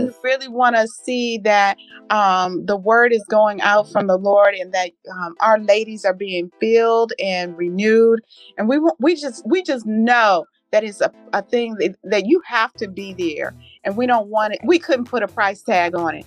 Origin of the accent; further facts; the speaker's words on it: Southern California, United States; now in Virginia, United States; I am a native of Southern California but transplanted over here to Virginia